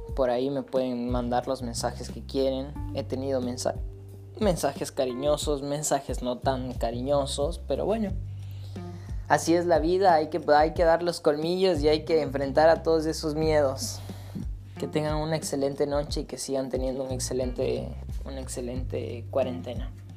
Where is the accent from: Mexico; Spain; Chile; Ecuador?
Ecuador; moved away as an adult; regresar a mi país natal, a Ecuador